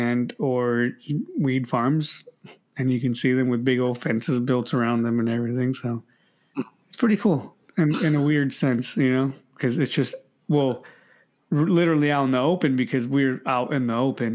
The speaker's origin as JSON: {"language": "English", "region": "California", "country": "United States", "said": "I'm a Californian"}